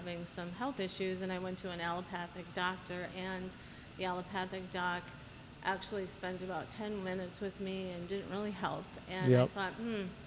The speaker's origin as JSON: {"language": "English", "town": "Prior Lake", "region": "Minnesota", "country": "United States", "tie": "born or raised there", "also_born_or_lived": "Virginia / Eagan, Minnesota", "said": "I was actually born in Virginia, but we quickly moved to Minnesota, and I grew up in Prior Lake"}